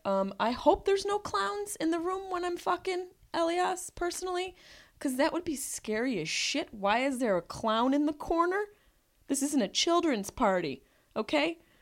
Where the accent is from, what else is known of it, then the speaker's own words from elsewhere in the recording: Syracuse, New York, United States; by this accent that I am from Syracuse, New York